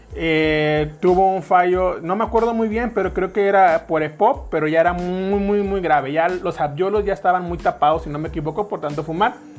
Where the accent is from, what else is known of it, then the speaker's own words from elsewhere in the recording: Tampico, Tamaulipas, Mexico; moved away as an adult; now in San Luis Potosí, Mexico; Soy de Tampico, Tamaulipas, México. Nací en una colonia que se llama, conocida como la Isla del Encanto